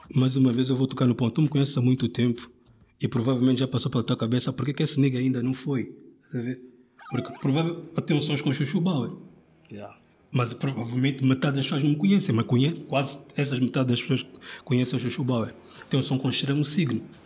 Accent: Angola; now in Portugal; eu sou angolano

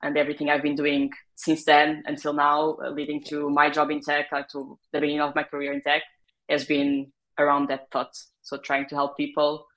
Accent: Portugal; moved away as an adult; also born or lived in France; So I come from Portugal originally. That's where I did most of my education, most of my college years as well

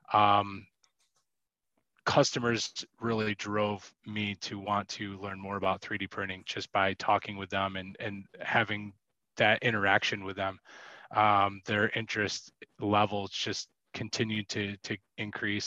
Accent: Western New York, United States; also born or lived in Chicago; I'm from Western New York. So I've been living here for about the last 12 years

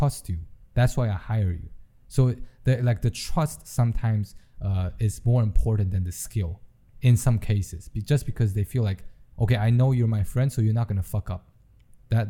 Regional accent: Taiwan; I'm from Taiwan

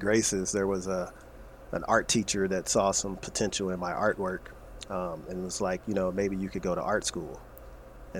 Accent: St. Louis, Missouri, United States; born or raised there; moved away

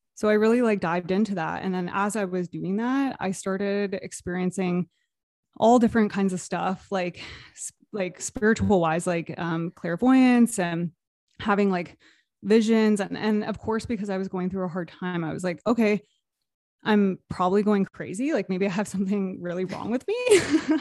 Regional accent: Toronto, Canada area, Ontario, Canada; I am from Toronto, Canada area, just outside of Toronto

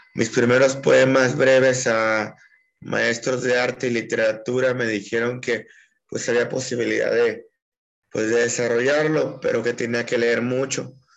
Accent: Puerto Vallarta, Jalisco, Mexico; moved away as an adult; also born or lived in Aguascalientes; now in Guanajuato, Mexico; nací en la ciudad de Puerto Vallarta, en 1986

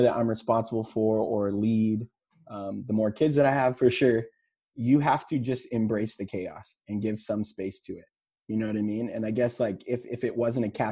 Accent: Texas, United States; I'm from Texas

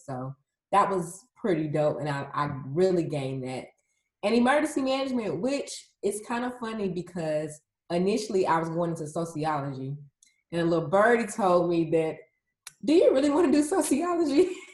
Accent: Atlanta, Georgia, United States; I am a resident born and raised in Atlanta, Georgia

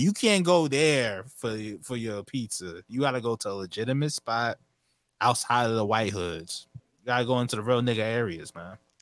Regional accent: Hempstead, New York, United States; I'm from Hempstead, New York

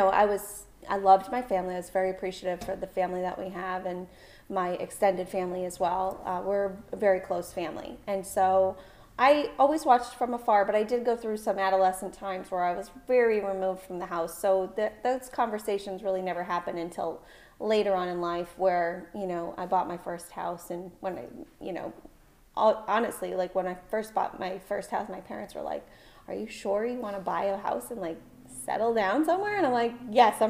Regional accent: Concord, New Hampshire, United States; also born or lived in Portsmouth, New Hampshire; I loved growing up in Concord

